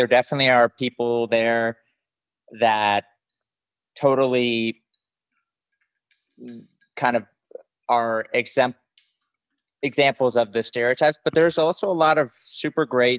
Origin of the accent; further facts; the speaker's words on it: Dallas, Texas, United States; I am from Dallas, born and raised.